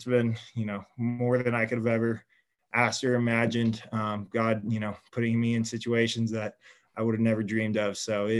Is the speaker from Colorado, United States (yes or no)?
yes; Colorado Springs, Colorado, United States; also born or lived in Dallas, Texas / Sweden; Grew up in Dallas, and then we moved to Colorado when I was really young. So grew up mostly in Colorado Springs, Colorado.